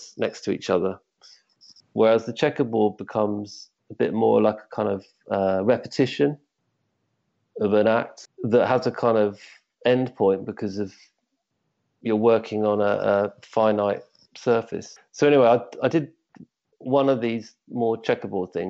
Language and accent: English; Surrey, South East England, United Kingdom; now in Hove, United Kingdom; I grew up actually in Surrey, which is slightly north of here